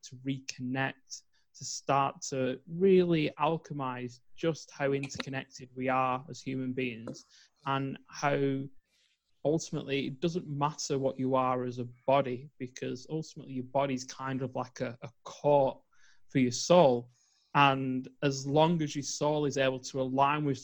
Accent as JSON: {"language": "English", "region": "England", "country": "United Kingdom", "tie": "born or raised there", "said": "growing up in England"}